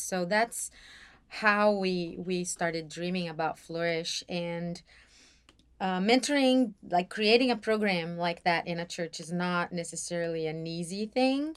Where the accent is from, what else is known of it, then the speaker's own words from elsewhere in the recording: São Paulo, Brazil; moved away as an adult; now in Atlanta, United States; I was born and raised in Brazil, and s-, more specifically, São Paulo.